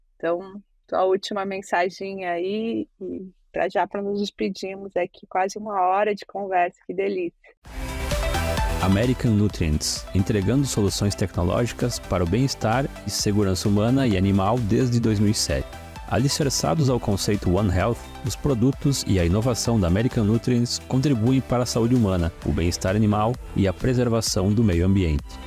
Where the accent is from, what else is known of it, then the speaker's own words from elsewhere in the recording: Brazil; sou do Brasil